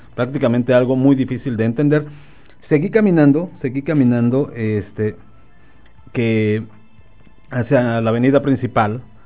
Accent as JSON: {"language": "Spanish", "town": "Nezahualcóyotl", "region": "State of Mexico", "country": "Mexico", "tie": "born or raised there", "moved": "yes", "said": "allá en mi tierra natal, allá en Ciudad Nesa"}